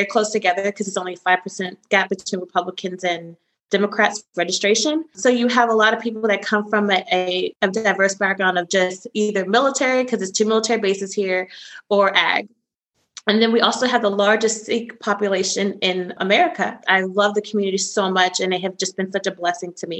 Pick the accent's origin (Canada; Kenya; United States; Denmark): United States; Maryland; moved away as an adult; I am originally from Maryland, born and raised